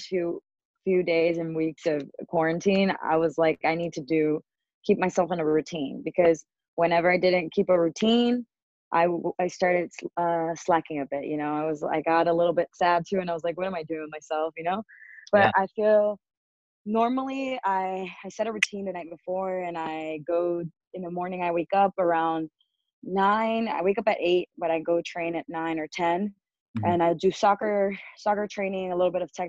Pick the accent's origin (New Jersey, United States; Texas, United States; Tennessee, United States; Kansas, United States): Texas, United States; San Antonio; moved away as an adult; also born or lived in Houston, Texas; now in Mexico City, Mexico; my hometown, San Antonio, or well, it's not really my hometown, but I grew up there